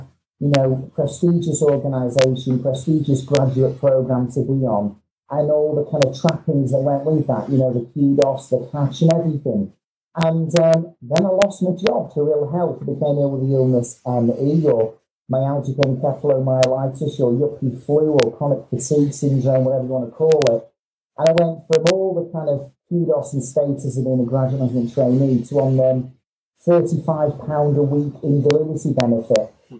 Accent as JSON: {"language": "English", "town": "Manchester", "region": "North West England", "country": "United Kingdom", "said": "Well, apart from being insulted that I'm a Mancunian, Craig, which I'll just have to shut up and move on about"}